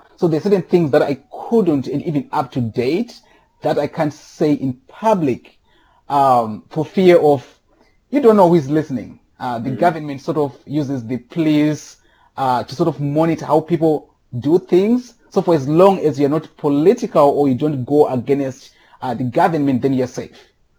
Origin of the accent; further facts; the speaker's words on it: Rusape, Manicaland, Zimbabwe; moved away as an adult; now in Chicago, United States; I was born and raised in Rusape, Zimbabwe. I was born and raised on a family farm.